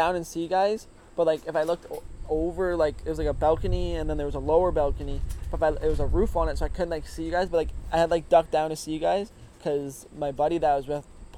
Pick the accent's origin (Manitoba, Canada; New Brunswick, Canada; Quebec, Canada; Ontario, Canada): Ontario, Canada; Woodstock; also born or lived in Simcoe, Ontario; I grew up in Woodstock, which is, like, the town you pull off of when you're heading to Gopher from the 401